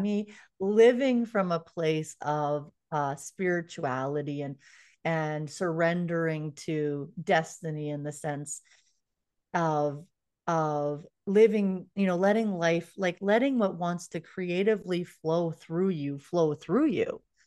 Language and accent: English; Canada; I'm from Canada